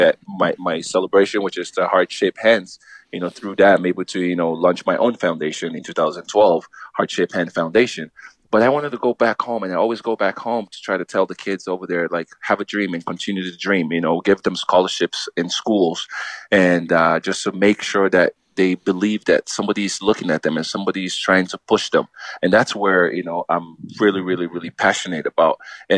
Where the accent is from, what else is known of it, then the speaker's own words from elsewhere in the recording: Los Angeles, California, United States; I was a Galaxy fan. I grew up in Los Angeles, California, you know, I went to games.